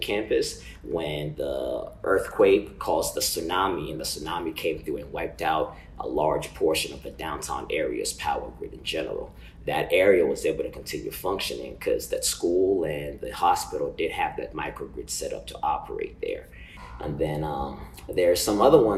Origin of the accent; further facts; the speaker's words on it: Uganda; moved away; I'm from Uganda, a small country in East Africa